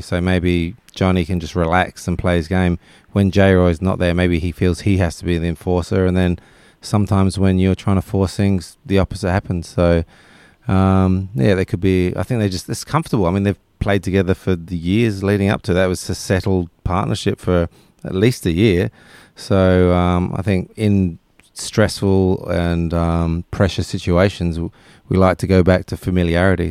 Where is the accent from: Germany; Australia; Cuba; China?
Australia; Perth, Western Australia; moved away; also born or lived in England; who I grew up with in Perth